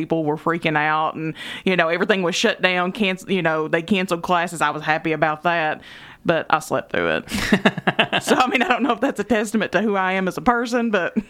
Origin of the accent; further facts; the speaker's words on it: Eastern Kentucky, United States; We're from Eastern Kentucky